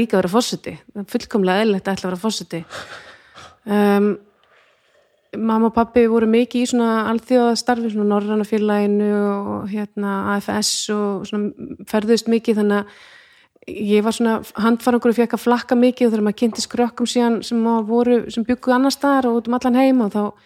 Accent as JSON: {"language": "Icelandic", "country": "Iceland", "tie": "born or raised there", "said": "að alast upp á Íslandi"}